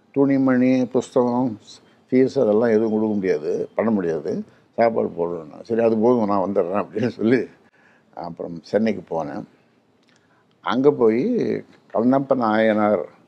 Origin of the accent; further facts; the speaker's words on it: Tamil Nadu, India; எனக்கு ஒரு சிறிய கிராமத்திலே பிறந்தேன் என்னை பெற்றெடுத்தார்கள்